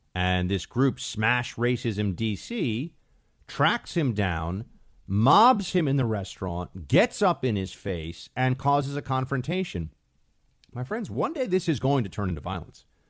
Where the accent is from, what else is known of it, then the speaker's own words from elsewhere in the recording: New York City, New York, United States; New York City, my hometown